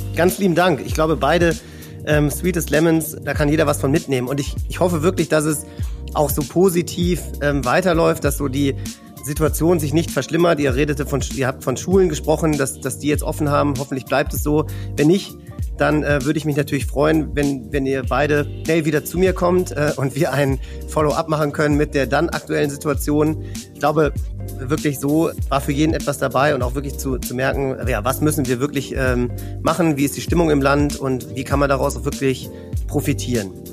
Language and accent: German; north of Düsseldorf, North Rhine-Westphalia, Germany; aus meiner Heimat im Norden von Düsseldorf